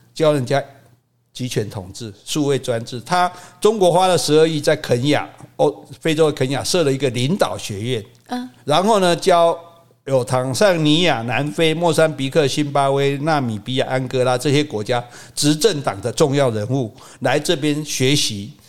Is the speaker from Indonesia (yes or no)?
no; Taiwan; 这是我们台湾人很了不起的一点